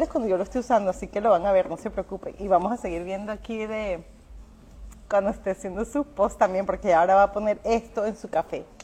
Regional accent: Venezuela; También, sí, somos venezolanos.

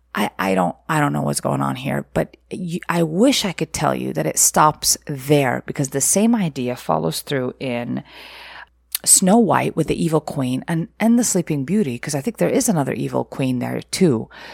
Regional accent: Egypt; moved away; I was, uh, raised in Egypt or growing up in Egypt

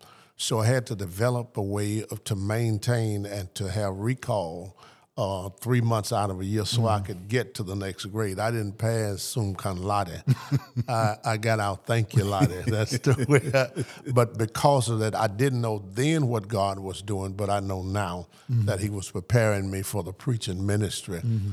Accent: Arlington, Tennessee, United States; born there; I was born in Arlington, Tennessee.

